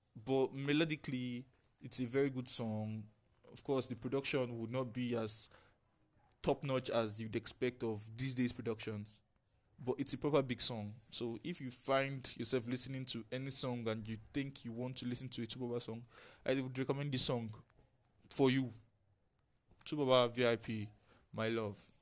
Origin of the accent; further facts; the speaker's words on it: Nigeria; As a Nigerian